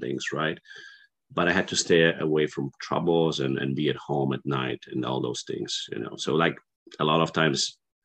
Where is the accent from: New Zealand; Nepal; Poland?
Poland; English is a second language; moved away as an adult; I was born and raised there